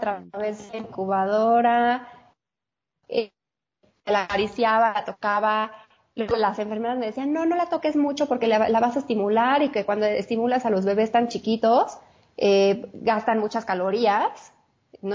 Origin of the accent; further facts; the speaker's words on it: Mexico City, Mexico; soy de la Ciudad de México, Judith. Vivo aquí, bueno, aquí nací y toda la vida he vivido aquí